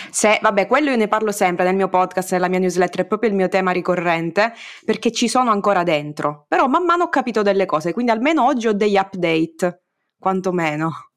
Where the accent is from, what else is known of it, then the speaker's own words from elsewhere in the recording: Sicily, Italy; mi escono in romanaccio, pur essendo io siciliana